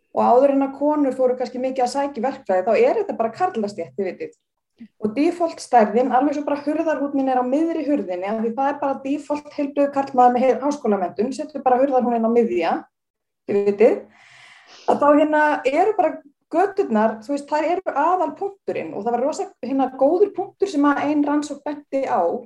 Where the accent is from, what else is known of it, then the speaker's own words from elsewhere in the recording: Reykjavík, Capital Region, Iceland; ég fór aðna í Vesturbælu og alltaf sem krakki og því ég var alveg upp í Vesturbænum